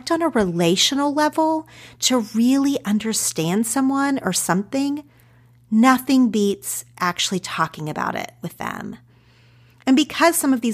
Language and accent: English; Ardmore, Oklahoma, United States; accent: Oklahoma; moved away as an adult; also born or lived in Madill, Oklahoma; now in Los Angeles, United States; I grew up in small town Oklahoma. Technically, for most of my childhood, I lived in a small town called Medill, population 4,000.